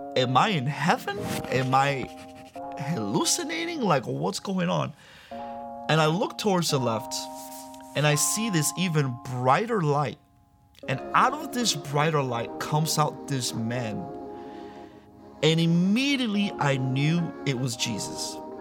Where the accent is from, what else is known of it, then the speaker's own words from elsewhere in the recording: Miami, Florida, United States; also born or lived in Santo Domingo, Dominican Republic; I was born in Santo Domingo, Dominican Republic, uh, but raised in Miami